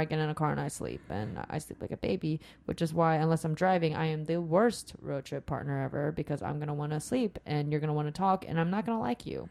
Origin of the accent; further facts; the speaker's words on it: Sacramento, California, United States; also born or lived in Rancho Cordova; I grew up in Sacramento